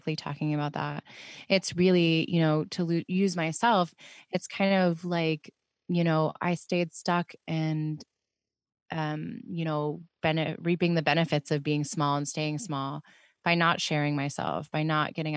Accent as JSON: {"language": "English", "town": "Pittsburgh", "region": "Pennsylvania", "country": "United States", "moved": "yes", "said": "being from Pittsburgh"}